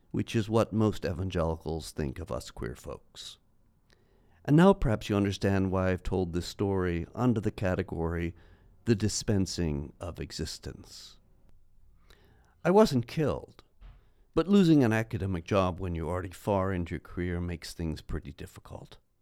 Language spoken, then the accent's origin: English; New York City, New York, United States; moved away as an adult; now in Los Angeles, United States; as a New Yorker